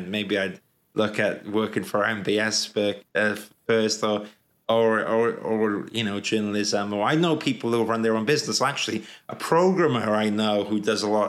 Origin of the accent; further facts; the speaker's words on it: Wales, United Kingdom; moved away as an adult; also born or lived in London; when I was growing up in Wales